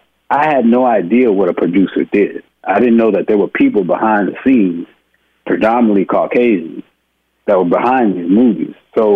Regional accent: Houston, Texas, United States; I mean, I'm a boy from Houston, Texas.

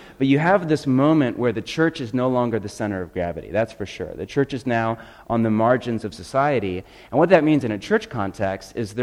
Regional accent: Portland, Oregon, United States; I'm from Portland

